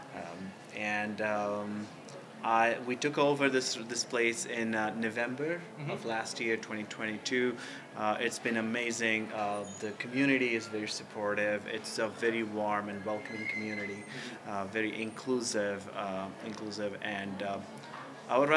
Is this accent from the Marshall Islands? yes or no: no; central India, India; now in St. Paul, United States; we grew up in India, a central part of India